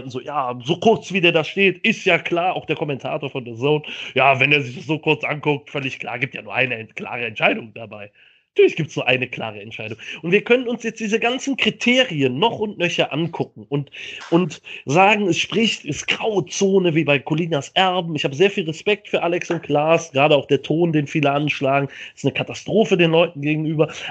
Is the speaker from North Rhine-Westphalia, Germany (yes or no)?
yes; Cologne, North Rhine-Westphalia, Germany; wir haben mit einem Kölner, also ich als Kölner, einem Schalker und einem Dortmunder dieses Spiel verfolgt auf der Arbeit.